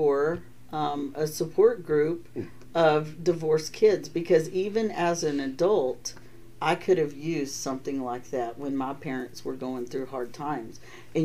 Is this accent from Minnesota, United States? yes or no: no; Texas, United States; moved away; I'm from Texas